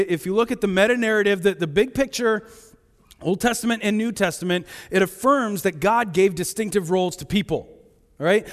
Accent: Topeka, Kansas, United States; now in Shipshewana, United States; I grew up in Topeka

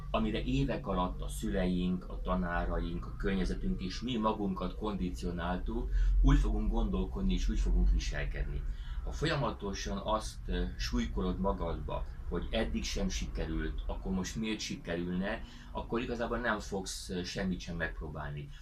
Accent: Hungary; így magyarként nagyon nehéz kilépni ebből a helyzetből

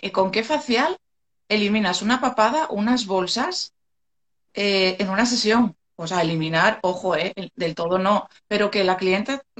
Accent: Gijón, Asturias, Spain; soy de Asturias, soy de Gijón

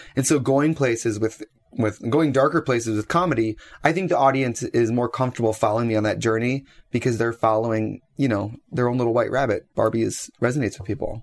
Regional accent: Wisconsin, United States; I'm from Wisconsin

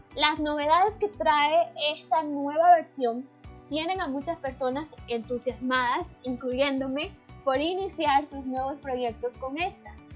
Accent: Nicaragua; me encuentro en León, Santiago de los Caballeros, una hermosísima ciudad que se encuentra en mi país, Nicaragua

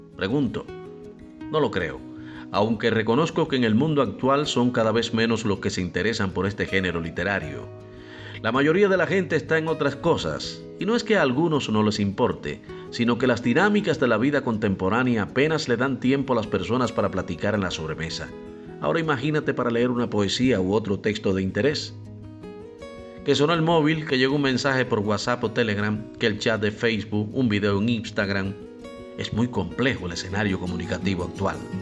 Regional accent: Cuba; soy el cubano de efecto C

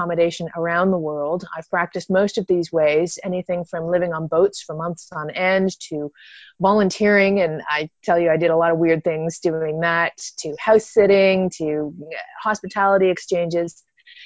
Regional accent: Canada; moved away as an adult; also born or lived in Toronto, Canada; I'm originally from Canada

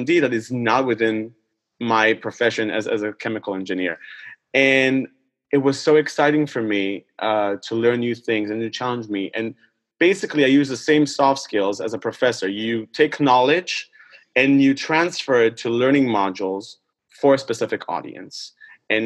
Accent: Israel; moved away; it all started back in Israel. I'm originally from Israel.

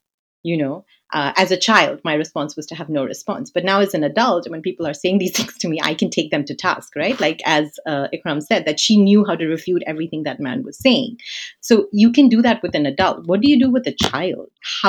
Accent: India; So I'm of Indian heritage. So I grew up in India and around Indian communities.

